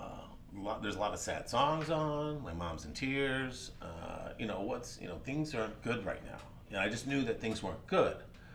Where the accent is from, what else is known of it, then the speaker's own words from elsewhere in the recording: Birmingham, Alabama, United States; born there; also born or lived in Georgia; And then I was born in Birmingham, Alabama, spent 5 years there. And then my father was transferred to Georgia, where we spent 2 years there.